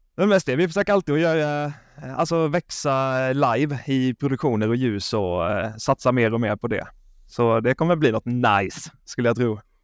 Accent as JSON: {"language": "Swedish", "region": "Småland", "country": "Sweden", "said": "Jag är ju från Småland, som ni kanske hör, jag låter som mm. Chewbacca i koma"}